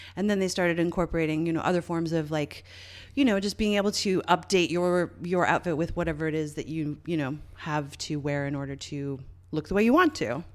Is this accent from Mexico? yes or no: no; Canada; I'm Canadian